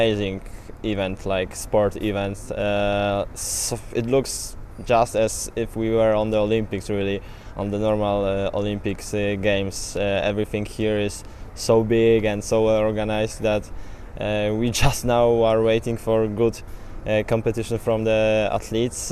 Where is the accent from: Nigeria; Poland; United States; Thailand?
Poland; I'm coming from Poland here.